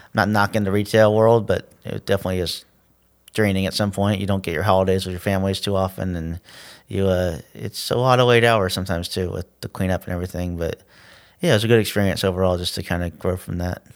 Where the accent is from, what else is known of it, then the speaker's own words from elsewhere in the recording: Tallahassee, Florida, United States; I grew up on the north side